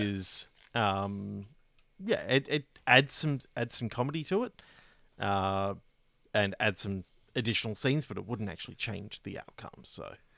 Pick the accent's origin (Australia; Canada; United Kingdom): Australia; as an Australian